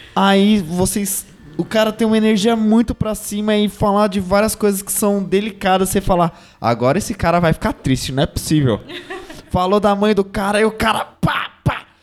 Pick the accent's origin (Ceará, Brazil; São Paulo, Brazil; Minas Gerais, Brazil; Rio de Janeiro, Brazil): São Paulo, Brazil; venho da Zona Leste